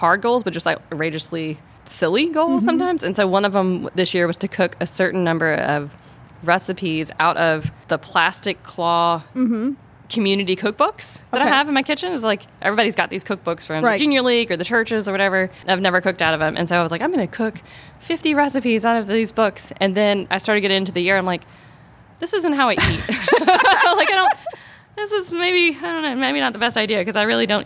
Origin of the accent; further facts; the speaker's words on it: South Louisiana, United States; where I grew up in South Louisiana